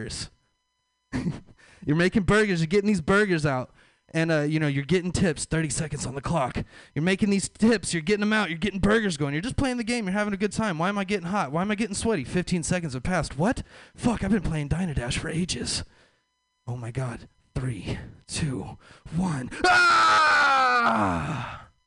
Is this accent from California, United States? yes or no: no; Texas, United States; I'm from the South. I'm from Texas, the Bible Belt